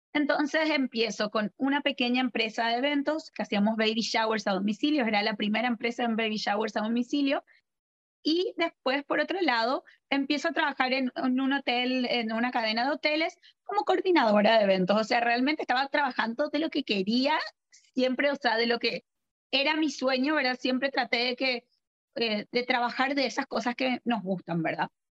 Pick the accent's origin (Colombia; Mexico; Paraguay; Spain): Paraguay; also born or lived in Argentina / Buenos Aires; yo primero que nada soy argentina, eh, vivo en Paraguay, donde estoy actualmente, donde estamos hablando, desde donde estamos hablando. Y eh, me formé acá en el colegio, hice todo el colegio